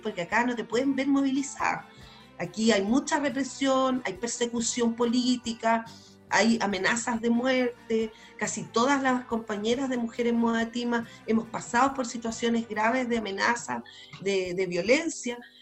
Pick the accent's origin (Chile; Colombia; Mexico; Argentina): Chile; como chilenos, como chilenas